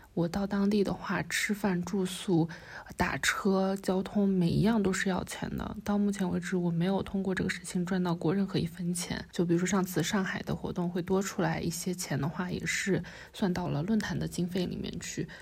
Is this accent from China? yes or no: yes; Wenzhou, Zhejiang, China; 虽然我是温州人